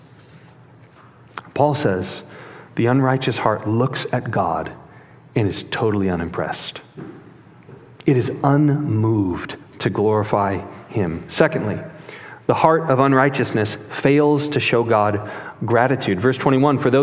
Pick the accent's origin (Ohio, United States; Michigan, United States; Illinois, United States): Illinois, United States; Chicago; moved away; I'm from Chicago originally